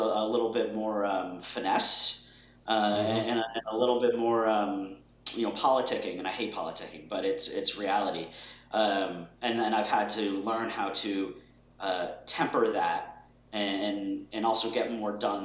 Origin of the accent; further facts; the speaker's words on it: Boston, Massachusetts, United States; I grew up in Boston